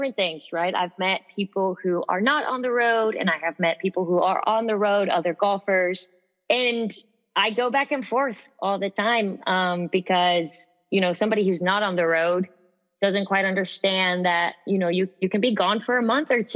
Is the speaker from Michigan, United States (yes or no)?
no; San Antonio, Texas, United States; I am from San Antonio, Texas